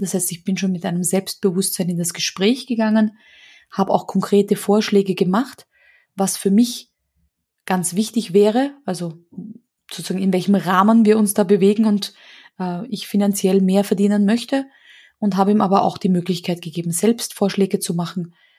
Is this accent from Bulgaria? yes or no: no; Austria; so hysterische Funsen oder sowas, nennt man das bei uns in Österreich